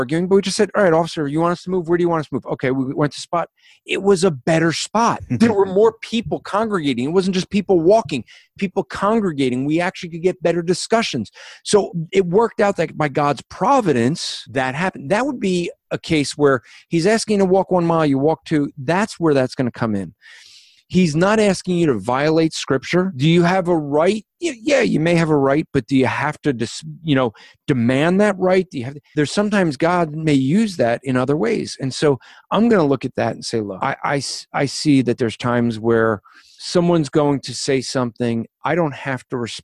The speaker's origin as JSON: {"language": "English", "country": "United States", "said": "I'm an American"}